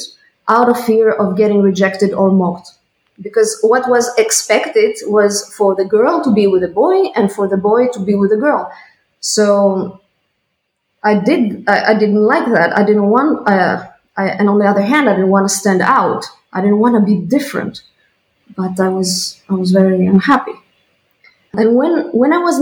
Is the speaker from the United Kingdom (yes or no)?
no; Greece; moved away as an adult; now in Switzerland; I come from Greece